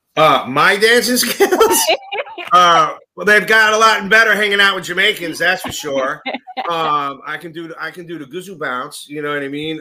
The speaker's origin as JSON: {"language": "English", "town": "New York City", "region": "New York", "country": "United States", "tie": "born or raised there", "moved": "yes", "lives_now": "North Jersey, United States", "said": "I grew up in Astoria, Queens"}